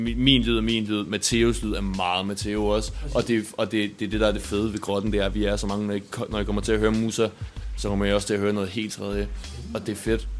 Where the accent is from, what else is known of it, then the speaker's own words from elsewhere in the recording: Denmark; som danskere, der er vi vant til at spise rugbrød